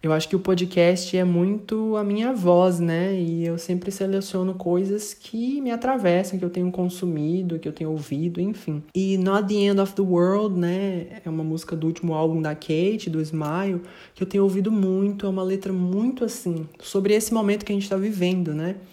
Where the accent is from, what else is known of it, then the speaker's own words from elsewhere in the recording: Brazil; nós que somos brasileiros